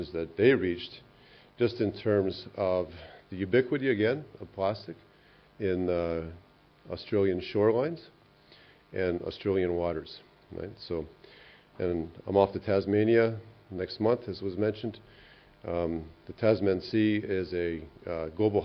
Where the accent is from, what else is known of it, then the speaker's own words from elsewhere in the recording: Canada; I'm from Canada